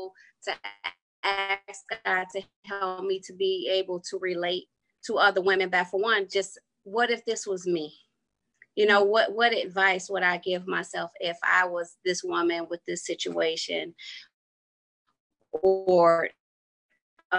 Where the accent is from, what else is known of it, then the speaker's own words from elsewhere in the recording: Detroit, Michigan, United States; I grew up on the east side of Detroit on a street called Robert Street